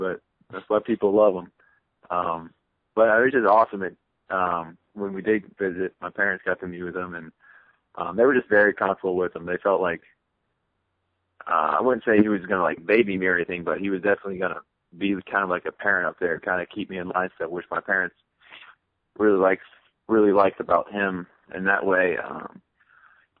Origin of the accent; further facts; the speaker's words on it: Cincinnati, Ohio, United States; growing up in Cincinnati, being 2 hours away